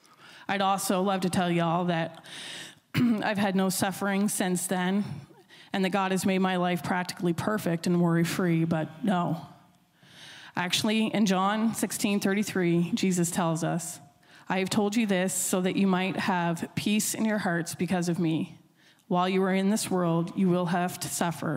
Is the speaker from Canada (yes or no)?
yes; Millbrook, New Brunswick, Canada; I grew up in Millbrook, which is just outside of Sussex Corner on your way to Pulley Mountain